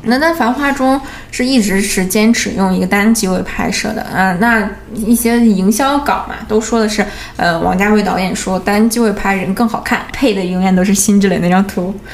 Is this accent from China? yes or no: yes; Northeast China, China; now in Shanghai, China; 对于我来说，对于一个东北小孩来说